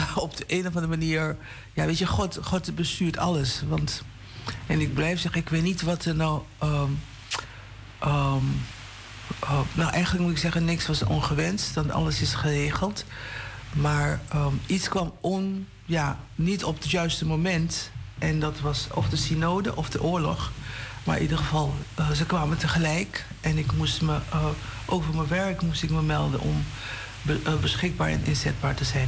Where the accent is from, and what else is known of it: Haarlem, North Holland, Netherlands; born or raised there; also born or lived in Paramaribo, Suriname / Amsterdam